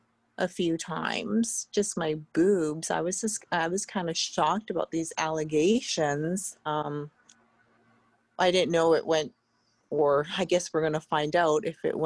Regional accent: small town outside Vancouver, British Columbia, Canada; I'm like from a really small town outside of I was born in Vancouver, but I grew up like I'm a farm girl.

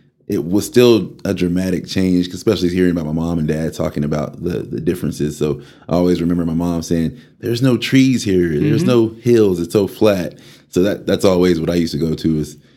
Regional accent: Amarillo, Texas, United States; also born or lived in Birmingham, Alabama; We all got here right around 95, 96. I think I was 6 getting ready to turn 7

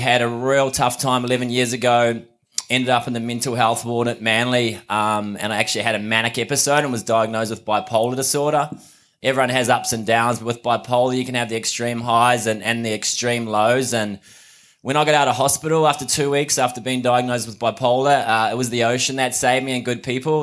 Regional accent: Mount Maunganui, Bay of Plenty, New Zealand; now in Sydney, Australia; I'm from New Zealand, but live in Sydney at the moment in Bondi

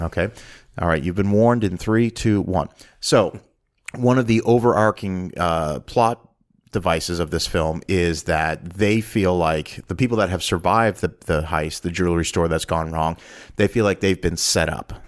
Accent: Canada; growing up in Canada

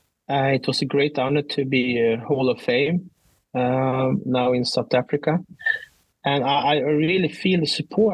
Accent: Sweden; I'm from Sweden

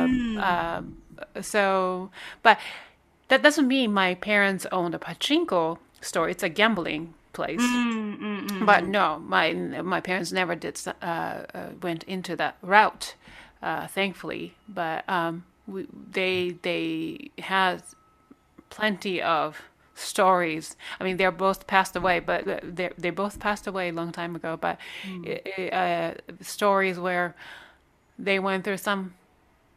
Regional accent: Japan; moved away; I'm Korean, but I was born in Japan

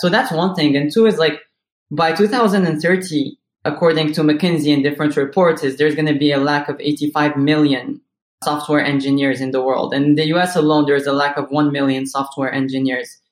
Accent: Morocco; moved away as an adult; now in United States; I was born and raised in Morocco

